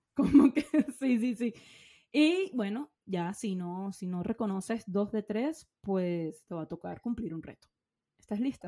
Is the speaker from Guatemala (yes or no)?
no; Venezuela; moved away; yo soy venezolana